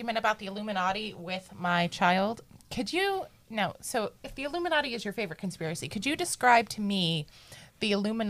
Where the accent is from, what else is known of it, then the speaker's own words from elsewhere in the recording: New Jersey, United States; I was born and raised in Jersey